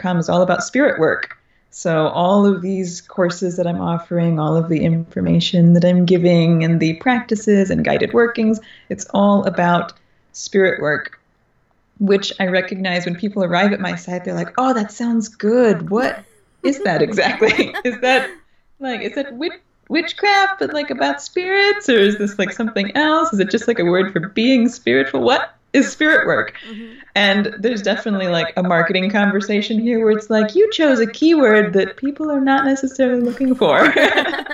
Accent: Texas, United States; now in Los Angeles, United States; I grew up in Texas, deep in the nature

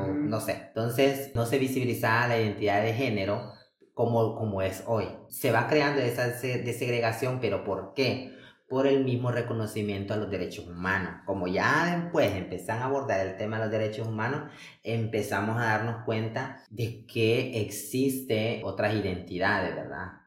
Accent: Honduras; las mujeres trans en Honduras

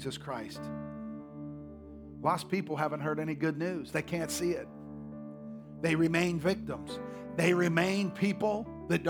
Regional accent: Oklahoma, United States; moved away; I come from Oklahoma

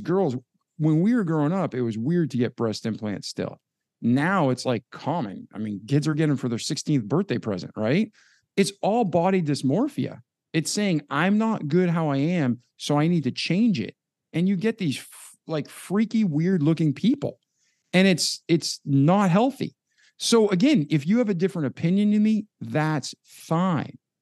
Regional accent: outside of Boston, Massachusetts, United States; moved away; growing up outside of Boston

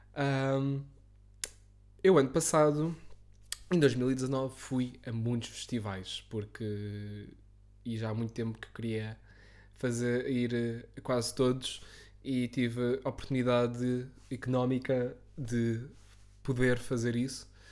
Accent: Lisbon, Portugal; eu como Lisboeta

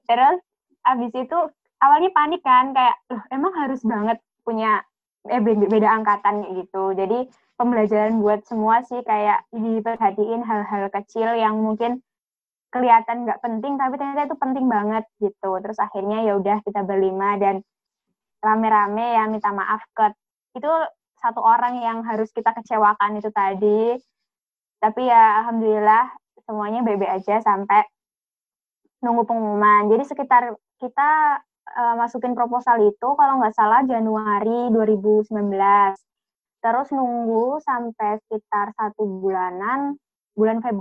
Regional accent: Pacitan, East Java, Indonesia; Aku di Pacitan, Jawa Timur.

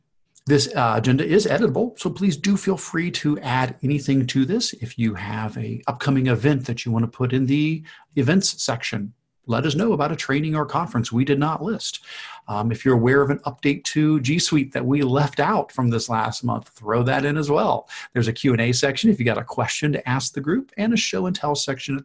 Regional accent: Ohio, United States; Now, you heard us both say we're from Ohio

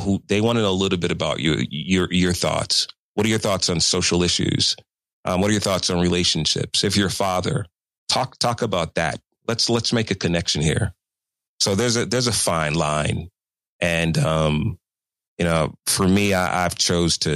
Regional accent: Chicago, Illinois, United States; moved away as an adult; also born or lived in New York City; going home to work at WGCI in Chicago

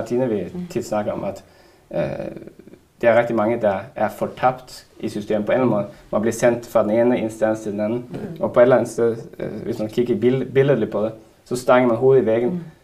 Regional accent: Narvik, Nordland, Norway; now in Denmark

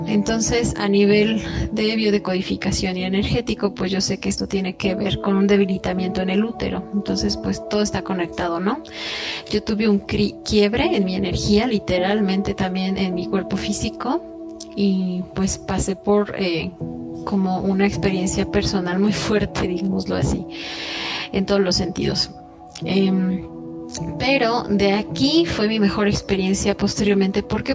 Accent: Querétaro, Mexico; moved away; also born or lived in the Caribbean; aquí también en Querétaro, que es mi ciudad natal

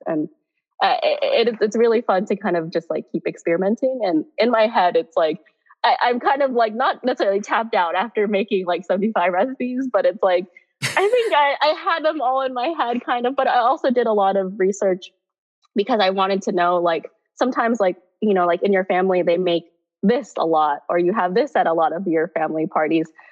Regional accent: Bay Area, California, United States; now in New York, United States; I'm technically from the Bay Area and stuff, or originally from the Bay Area.

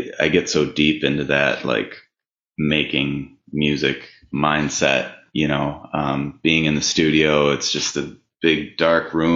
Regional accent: Minneapolis, Minnesota, United States; Born and raised. Yeah, I was born and raised in North Minneapolis, and I live not far away now in South Minneapolis.

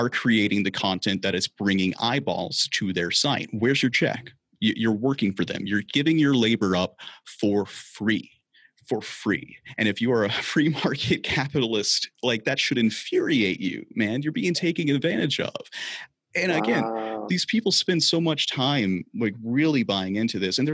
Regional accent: the South, United States; I grew up in the South

